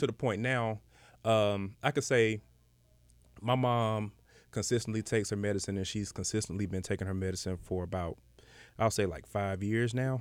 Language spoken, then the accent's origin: English; Decatur, Georgia, United States; I'm from Decatur